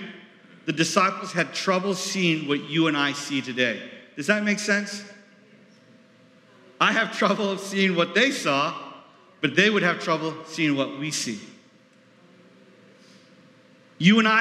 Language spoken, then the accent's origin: English; New York, United States; moved away; I was from New York